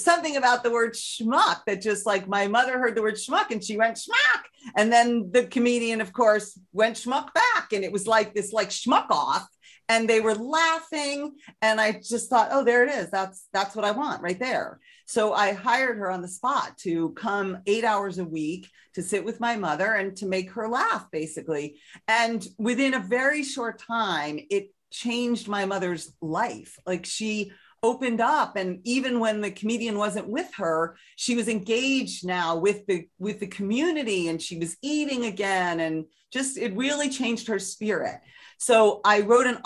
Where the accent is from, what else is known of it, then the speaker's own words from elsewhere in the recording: United States; I'm an American